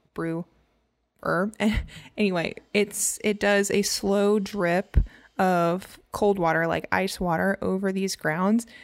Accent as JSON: {"language": "English", "region": "Louisiana", "country": "United States", "said": "I'm from Louisiana"}